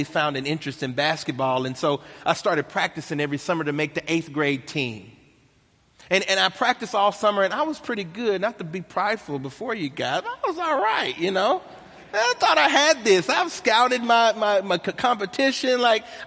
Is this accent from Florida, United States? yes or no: no; Nashville, Tennessee, United States; accent: country twang; I was born and raised in Nashville, Tennessee. That's the country twang you hear right there